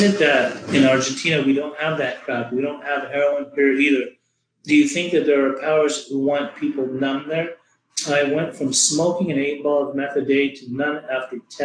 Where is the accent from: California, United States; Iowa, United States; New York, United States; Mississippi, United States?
California, United States; Orange County, Southern; growing up in Orange County in Southern California, Los Angeles